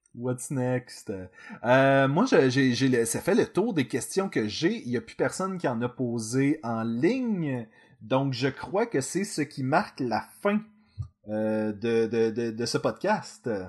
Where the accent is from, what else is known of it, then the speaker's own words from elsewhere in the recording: Quebec, Canada; nous sommes des Québécois